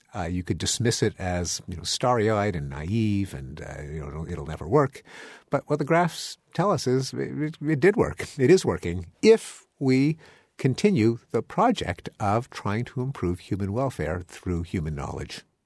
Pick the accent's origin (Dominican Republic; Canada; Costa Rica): Canada; now in United States; I'm a Canadian, I'm an immigrant